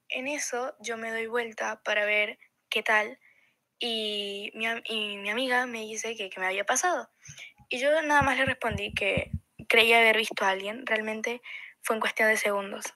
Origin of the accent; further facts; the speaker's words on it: Córdoba, Argentina; yo soy de Córdoba Capital